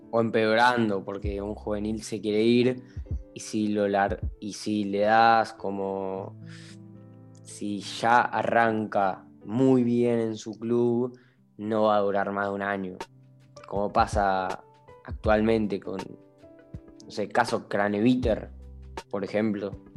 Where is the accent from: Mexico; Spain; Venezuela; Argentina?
Argentina; el argentino en especial soy